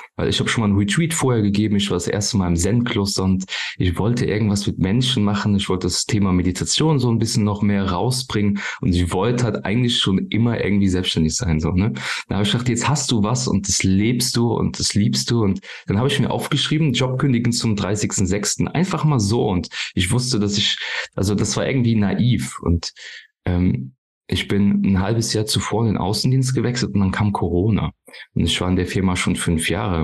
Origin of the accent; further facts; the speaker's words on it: near Koblenz, Rhineland-Palatinate, Germany; Ich komme hier aus der Nähe von Koblenz, paar Kilometer von Koblenz entfernt